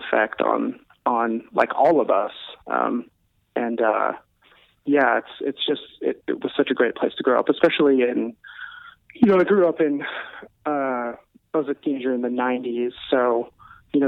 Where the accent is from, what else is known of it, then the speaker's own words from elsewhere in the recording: Kirkland, Washington, United States; also born or lived in Bellevue, Washington; now in California, United States; I grew up in Kirkland